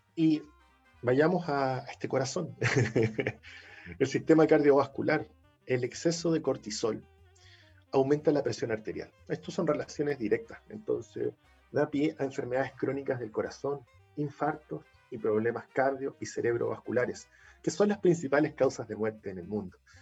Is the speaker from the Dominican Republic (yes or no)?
no; Chile; somos los chilenos